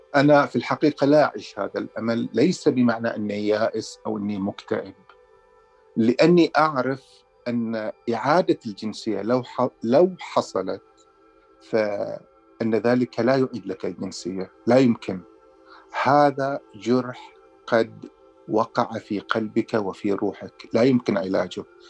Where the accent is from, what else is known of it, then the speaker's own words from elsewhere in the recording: Al Dair, Muharraq Governorate, Bahrain; moved away as an adult; now in Canada; إلى قريتي، إلى الدير التي قضيت كل طفولتي بها